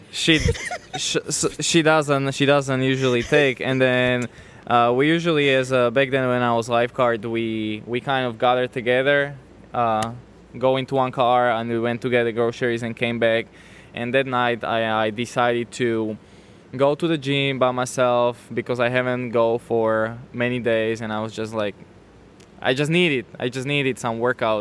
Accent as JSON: {"language": "English", "country": "Slovakia", "tie": "born or raised there", "moved": "as an adult", "lives_now": "United States", "said": "born and raised. I'm coming from Slovakia, uh-huh. born and raised uh, I moved to the States when I was 24"}